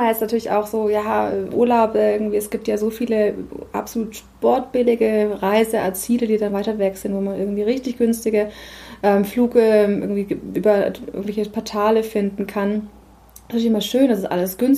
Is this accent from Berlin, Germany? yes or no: no; Nuremberg, Bavaria, Germany; moved away as an adult; now in Hamburg, Germany; ich komme ursprünglich aus der Nähe von Nürnberg und ich habe lange Jahre in Nürnberg gewohnt.